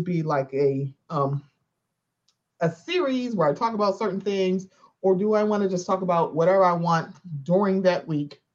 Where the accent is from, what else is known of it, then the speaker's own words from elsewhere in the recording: Baltimore, Maryland, United States; I'm from Baltimore